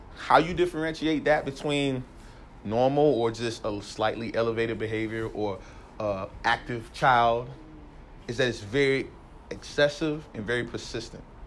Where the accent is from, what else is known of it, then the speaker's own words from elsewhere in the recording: North Carolina, United States; moved away as an adult; now in San Jose, United States; I grew up in North Carolina, East Coast, Southern East Coast